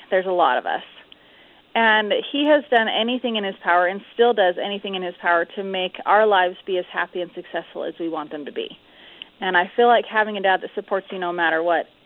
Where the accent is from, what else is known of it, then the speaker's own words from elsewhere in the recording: California, United States; born there; now in Utah, United States; Yes, sir. Yep, I was born in California.